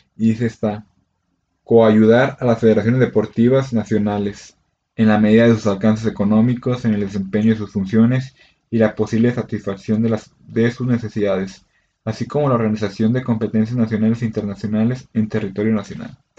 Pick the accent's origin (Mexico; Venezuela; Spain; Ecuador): Mexico; como buen mexicano